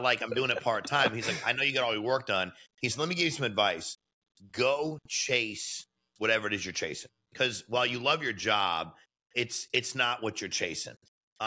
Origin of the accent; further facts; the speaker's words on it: Connecticut, United States; I grew up in Connecticut, raised by my mom